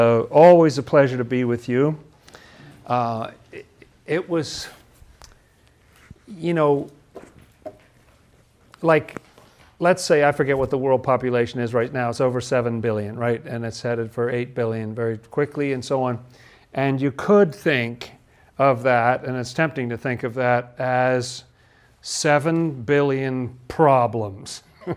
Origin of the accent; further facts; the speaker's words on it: England, United Kingdom; I grew up in England. I was a little British boy, wasn't I? And it was post-war England. I was born in 1956